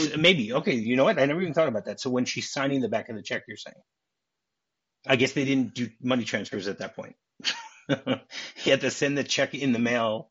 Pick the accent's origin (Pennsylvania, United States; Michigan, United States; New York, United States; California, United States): Michigan, United States; Detroit; moved away as an adult; Hey, I'm from Detroit. Be careful. I haven't lived there in 30 years